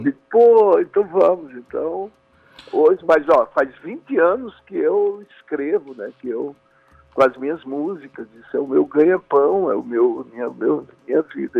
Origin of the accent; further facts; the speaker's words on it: Pernambuco, Brazil; pernambucano, nascido nos trópicos